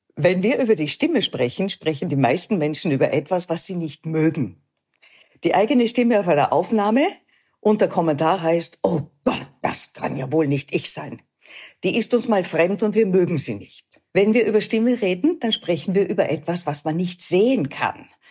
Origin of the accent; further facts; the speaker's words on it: Austria; bei uns in Österreich